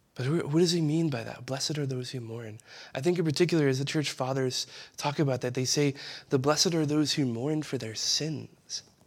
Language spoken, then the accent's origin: English; East Bank, Louisiana, United States; I'm from the West, the East Bank